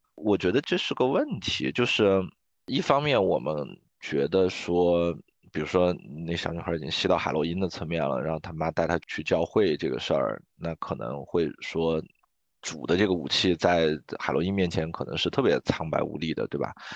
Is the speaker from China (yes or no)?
yes; China; 我作为一个中国人